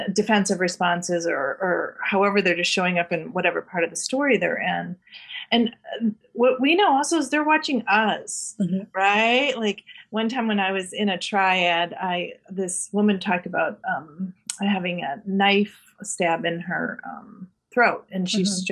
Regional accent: Canada; I am a dual citizen. So I'm Canadian

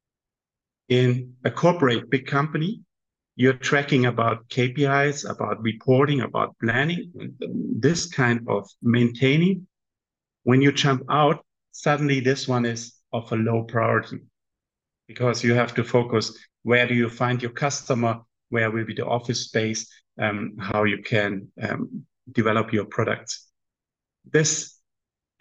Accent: Southern Germany, Germany; moved away as an adult; also born or lived in Guangzhou, China / Qingdao, China / Shenzhen, China; now in Shanghai, China; from Germany, south of Germany

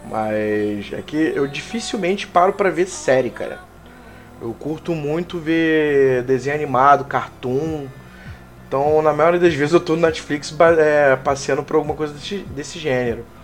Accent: Rio de Janeiro, Brazil; now in São Paulo, Brazil; eu sou carioca, né?

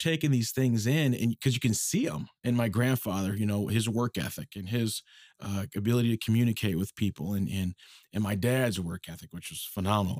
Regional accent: Minneapolis, Minnesota, United States; I'm from Minneapolis, okay, originally, um, and, uh, you know, went to De La Salle High School

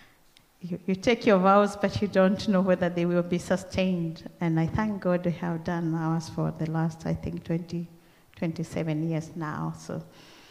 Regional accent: Kenya; accent: Kenyan; moved away as an adult; now in Australia; I came here with my own Kenyan accent.

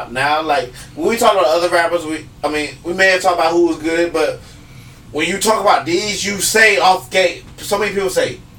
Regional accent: the South, United States; I'm from the South.

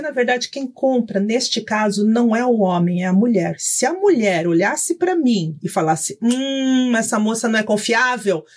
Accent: São Paulo, Brazil; Eu sou, nasci em Itaquera

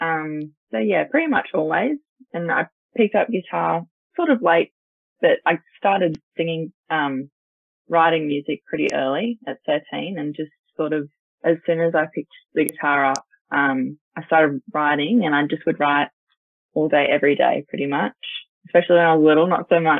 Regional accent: Port Macquarie, New South Wales, Australia; now in Newcastle, Australia; I'm 21. I grew up in Port Macquarie

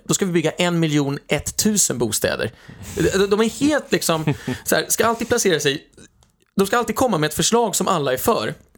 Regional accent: Sweden; now in Austria; som svensk

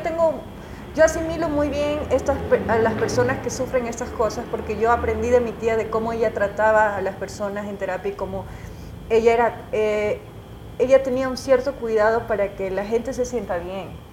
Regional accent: Guayaquil, Guayas, Ecuador; now in Quito, Ecuador; guayaquileña de nacimiento, es mi ciudad natal.

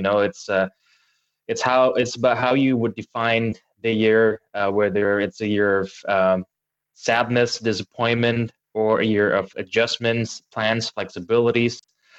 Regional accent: Indonesia; moved away as an adult; now in Eindhoven, Netherlands; been living in Eindhoven as well for the last 11 years, more or less. So I've been here for quite a while. I am originally from Indonesia.

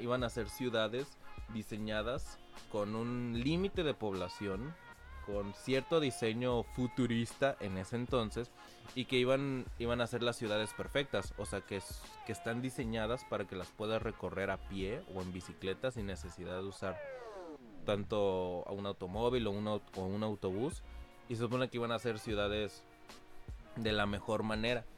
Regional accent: Cancún, Quintana Roo, Mexico; nosotros dos sí nacimos aquí en Cancún

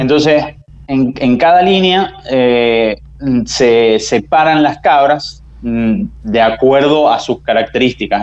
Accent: San Juan, Argentina; Yo soy de San Juan

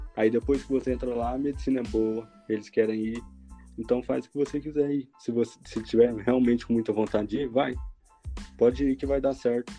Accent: Três Corações, Minas Gerais, Brazil; moved away as an adult; now in Ciudad del Este, Paraguay; eu sou de Três Corações, mas agora estou morando em Cidade do Leste, estou estudando.

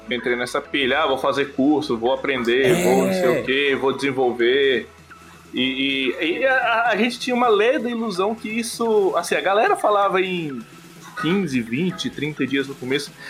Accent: Pará, Brazil; also born or lived in Brasília; em Brasília, fui criado no Pará

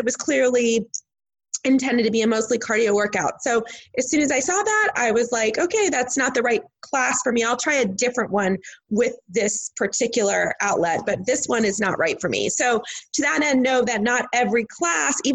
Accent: Midwest, United States; Because I'm from the Midwest.

